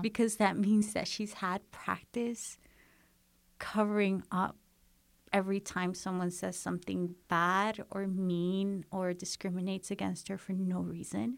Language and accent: English; United States; born or raised there; first language English; moved away as an adult